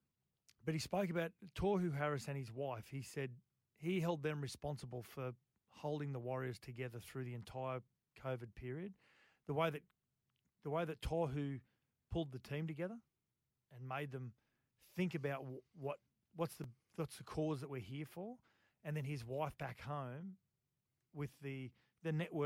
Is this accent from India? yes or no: no; Cabramatta, New South Wales, Australia; I was born and raised in Cabra.